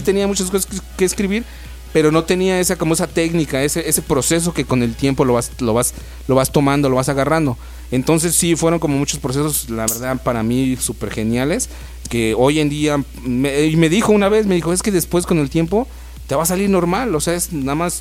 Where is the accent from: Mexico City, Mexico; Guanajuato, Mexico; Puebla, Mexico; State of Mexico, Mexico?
State of Mexico, Mexico; Ecatepec; also born or lived in Zimatlán de Álvarez, Oaxaca; now in Oaxaca, Mexico; yo vengo de, soy, soy natal del Estado de México, de Catepec, en Catepón